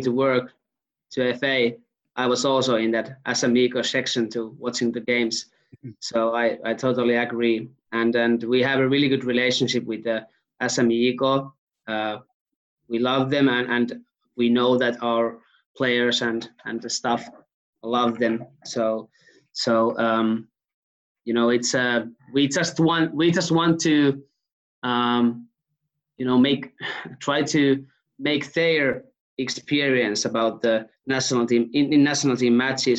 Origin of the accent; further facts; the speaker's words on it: Hyvinkää, Uusimaa, Finland; I'm from Hyvinkää, which is like a 1 hour ride from Helsinki.